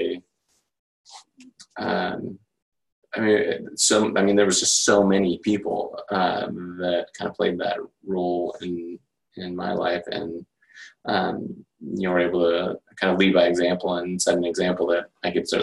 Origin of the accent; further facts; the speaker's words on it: Portland, Oregon, United States; moved away as an adult; now in San Luis Obispo, United States; I grew up basically in Portland, Oregon